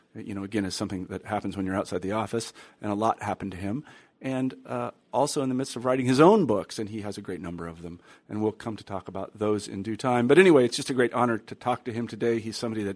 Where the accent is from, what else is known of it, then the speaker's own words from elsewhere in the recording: Midwest, United States; I'm from the Midwest